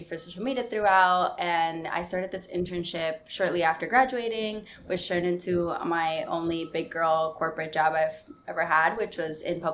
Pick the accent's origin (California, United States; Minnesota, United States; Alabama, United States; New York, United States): New York, United States; New York City; also born or lived in Dominican Republic; I'm Dominican parents, and I lived there for a majority of my childhood, but I'm from New York City. I was born in Manhattan and I live in Queens.